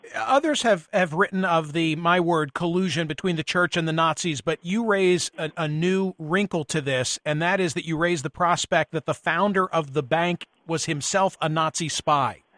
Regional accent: suburbs of Philadelphia, Pennsylvania, United States; my hometown, the community in which I was born and raised

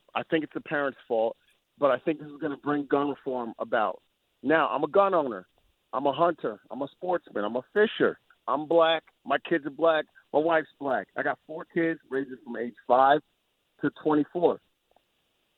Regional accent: New York, United States; moved away as an adult; now in Tennessee, United States; I'm a New Yorker. I'm an ex New Yorker

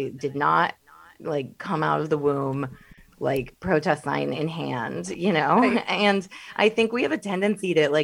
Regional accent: Midwest, United States; I'm from the Midwest

